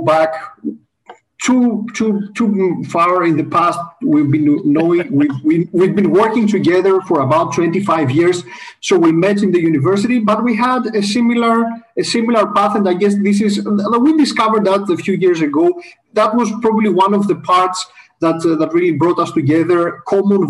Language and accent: English; Greece; I'm Greek, so I grew up in Greece